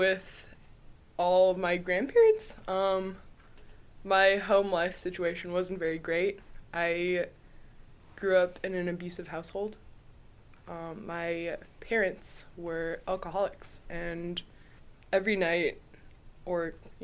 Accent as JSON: {"language": "English", "town": "St. Mary's", "region": "Alaska", "country": "United States", "said": "I'm from St. Mary's, Alaska"}